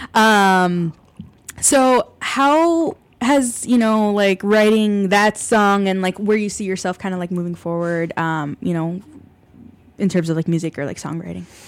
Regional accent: Ann Arbor, Michigan, United States; moved away as an adult; now in Chicago, United States; I am from Ann Arbor, Michigan originally

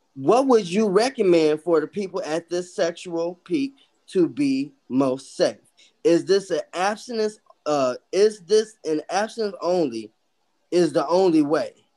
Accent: Chicago, Illinois, United States; My roots, even though I'm from Chicago, is Mississippi. My parents are from Mississippi.

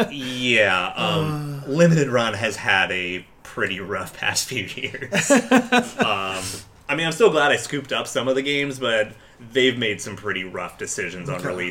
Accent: United States; I'm an American

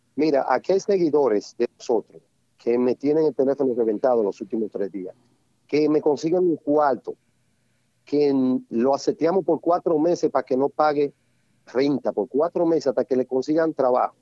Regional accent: Santiago de los Caballeros, Santiago, Dominican Republic; moved away; Soy de Santiago, nacido y criado

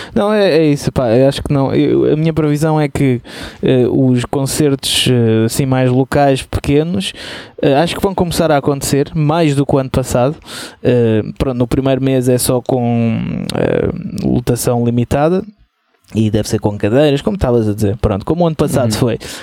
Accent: Portugal; somos portugueses

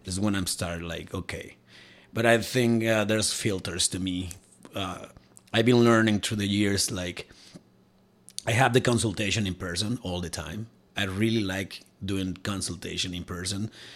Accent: Cuernavaca, Morelos, Mexico; moved away as an adult; now in Alberta, Canada; i'm from mexico and my hometown it's called cuernavaca

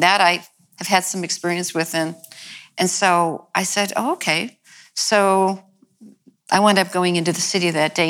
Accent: New York, United States; also born or lived in The Bronx, New York / Long Island, New York / Italy (ancestry); I was raised in New York, mm-hmm. as you were, and in different parts in the Bronx and then Long Island

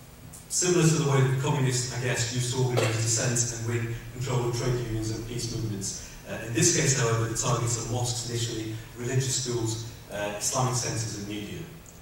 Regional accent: United Kingdom; When I was younger and growing up in Britain, there wasn't this element of faith-based identity politics. People never regarded or measured me by my faith. People either thought I was British or didn't like me, it was Pakistani origin

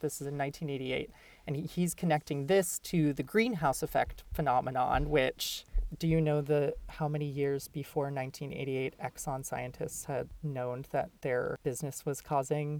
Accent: Minnesota, United States; now in New York City, United States; I'm from Minnesota originally

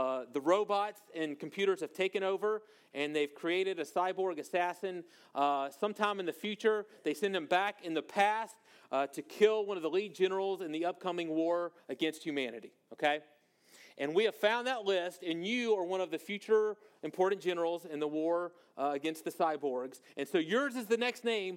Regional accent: Monroe, Louisiana, United States; moved away; I'm from North Louisiana, a town called Monroe, Louisiana

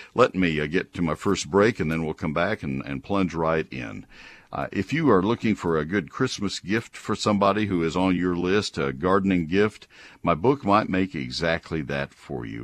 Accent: College Station, Texas, United States; now in McKinney, United States; I grew up in College Station

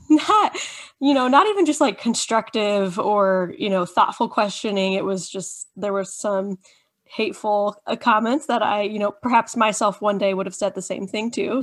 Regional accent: Indiana, United States; been born and raised in Indiana, conservative little, um, Indiana

